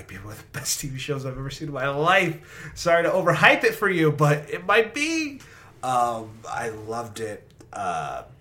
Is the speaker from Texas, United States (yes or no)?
yes; Irving, Texas, United States; my hometown of Irving, Texas